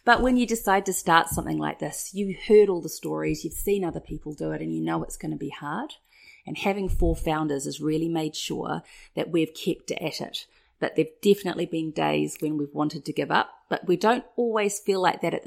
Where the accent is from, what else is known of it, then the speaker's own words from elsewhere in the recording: New Zealand; come from New Zealand, and I'm part Māori